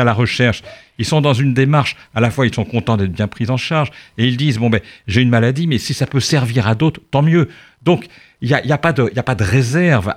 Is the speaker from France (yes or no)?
yes; Charente, Nouvelle-Aquitaine, France; now in Paris, France; la Charente, d'où je viens